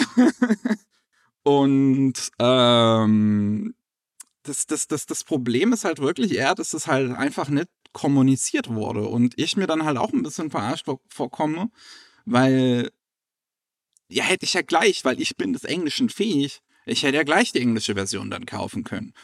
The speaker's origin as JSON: {"language": "German", "country": "Germany", "said": "bei uns in Deutschland."}